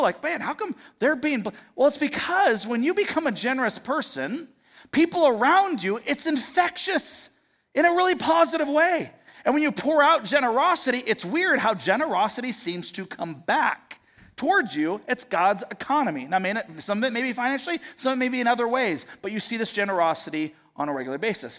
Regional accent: United States; as an American, as an American Christian

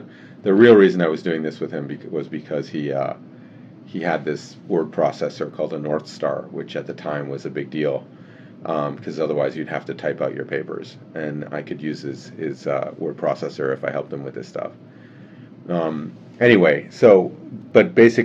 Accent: Geneva, Switzerland; moved away as an adult; also born or lived in Canada / California; I was born in Canada, and my family moved to Geneva when I was 7 years old. So I grew up in Geneva.

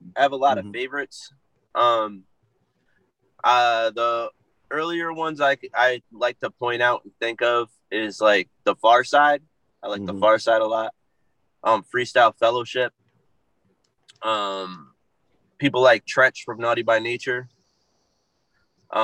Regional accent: Waterbury, Connecticut, United States; I was born and raised in Waterbury, Connecticut.

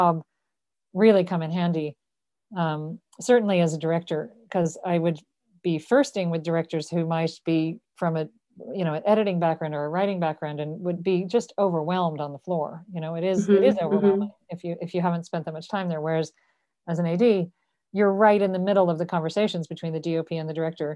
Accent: Dublin, Leinster, Ireland; moved away as an adult; also born or lived in New York / Los Angeles; I was born in Dublin and I grew up here

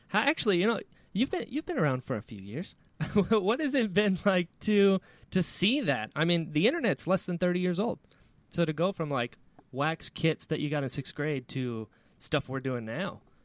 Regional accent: Florida, United States; I grew up in Florida. I'm in Florida now

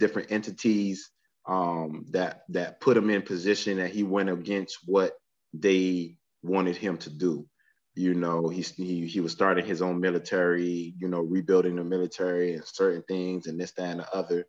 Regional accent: United States; we come from the United States

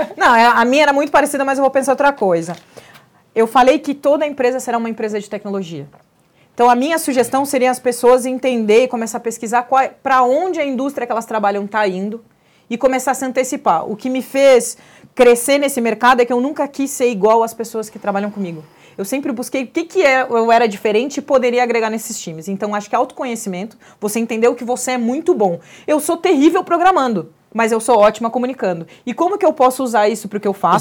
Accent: Pelotas, Rio Grande do Sul, Brazil; now in São Paulo, Brazil; Eu sou gaúcha. E acho que dessas microagressões, a cidade que eu venho, a maior punição que um escravo poderia ter nesse país era ser mandado para Pelotas

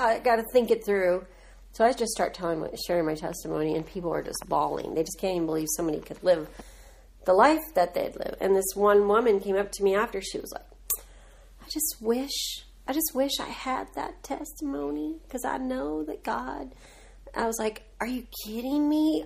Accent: Southern California, United States; moved away as an adult; now in Franklin, United States; we we were born and raised in Southern California, and we loved it growing up

